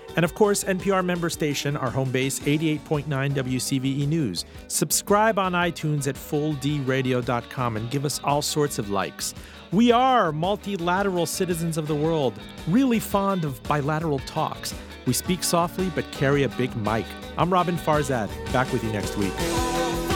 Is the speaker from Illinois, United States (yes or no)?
no; Miami, Florida, United States; growing up in Miami in the nineteen eighties